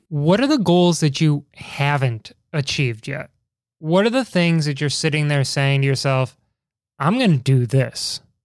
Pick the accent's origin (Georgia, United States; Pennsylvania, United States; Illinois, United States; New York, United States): Illinois, United States; Chicago; accent: Chicago; now in Washington, D.C., United States; my terrible Chicago accent